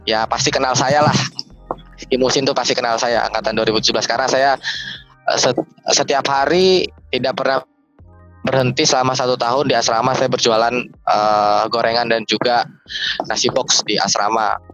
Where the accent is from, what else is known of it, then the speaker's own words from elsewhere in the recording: Lampung, Indonesia; jadi saya ini asal dari Provinsi Lampung ya. Dan sedangkan Presiden University dari Bekasi Jawa Barat. Artinya saya merantau di Bekasi